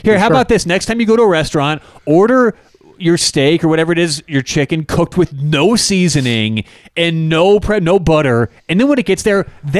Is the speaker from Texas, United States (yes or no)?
no; Colorado, United States; we're from Colorado.